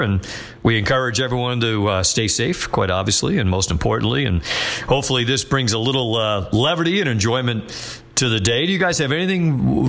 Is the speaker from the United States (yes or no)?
yes; New England, United States; I'm from New England.